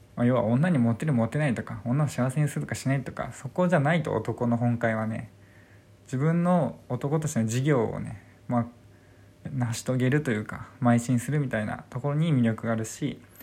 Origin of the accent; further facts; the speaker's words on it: Kanto, Japan; now in Hokkaido, Japan; 今北海道にいて地元は関東